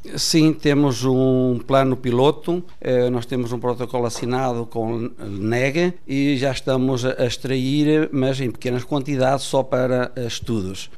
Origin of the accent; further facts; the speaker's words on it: Mozambique; also born or lived in Bragança, Portugal / Ecuador; now in Portugal; eu a minha infância fiz praticamente em Moçambique. Eu fui para lá com 5 anos